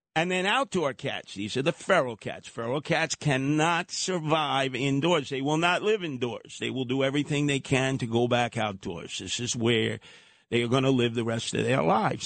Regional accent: New York City, New York, United States; I grew up in Brooklyn

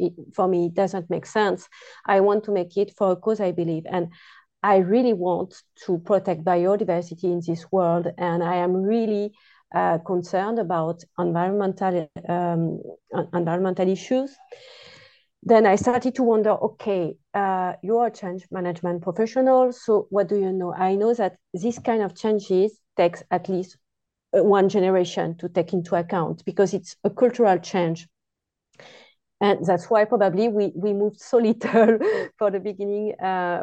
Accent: France; accent: French; English is a second language; now in Netherlands; You will soon hear my accent, and I am French, a French woman.

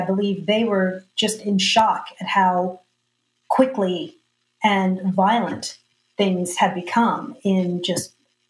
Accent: Austin, Texas, United States; You know, I grew up here in Austin

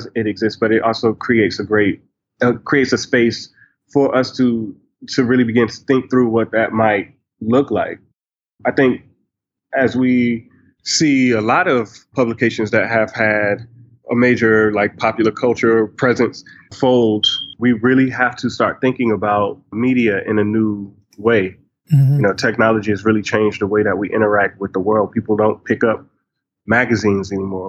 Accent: South Carolina, United States; also born or lived in Brooklyn, New York / New York; now in Atlanta, United States; I was born in Brooklyn and I lived there till I was about 6 years old. And then I ended up moving south to South Carolina after I lost my parents and I was adopted and grew up in South Carolina

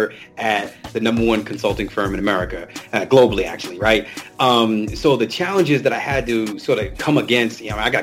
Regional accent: New York City, New York, United States; I'm from the Bronx, New York

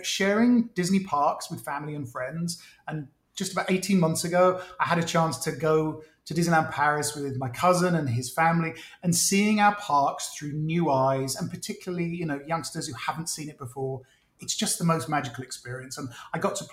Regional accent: United Kingdom; now in United States; being British

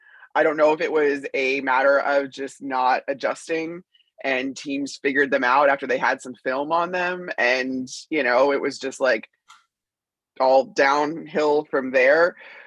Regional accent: Chicago, Illinois, United States; I grew up in Chicago.

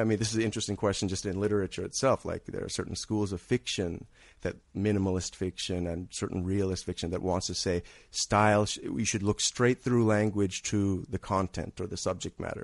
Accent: Redlands, California, United States; also born or lived in New York City; I'm from California. I'm from, uh, Redlands, California, actually

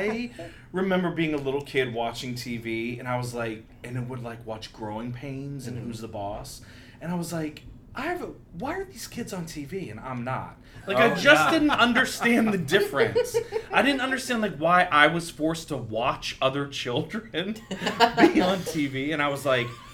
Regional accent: Virginia, United States; I grew up in Virginia.

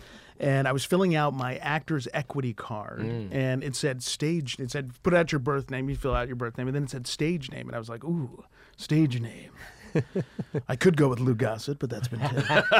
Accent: Uganda; born there; I was born in Uganda. My parents were in the Peace Corps. My dad was a regional director in the Peace Corps.

